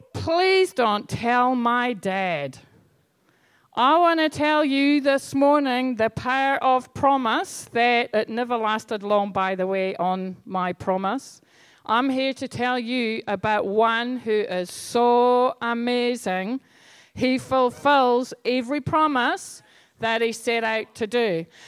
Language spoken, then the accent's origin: English; Scotland, United Kingdom; moved away; I grew up in Scotland